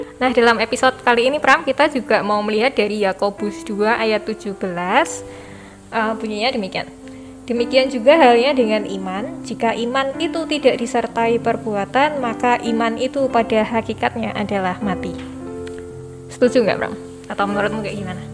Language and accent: Indonesian; Indonesia; kita lahir di Indonesia sebagai warga negara Indonesia